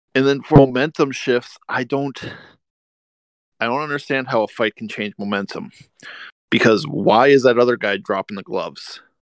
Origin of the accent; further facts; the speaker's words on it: Minnesota, United States; moved away; I'm a Minnesotan. I was born here, and I currently moved back here about four years ago, and I live up here again